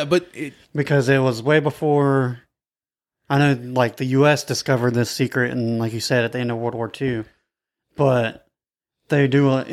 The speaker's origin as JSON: {"language": "English", "region": "the South", "country": "United States", "said": "we're from the South"}